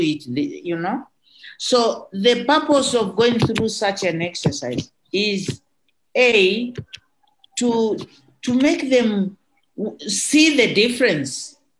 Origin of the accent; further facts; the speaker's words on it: Moshi, Kilimanjaro, Tanzania; growing up in Kilimanjaro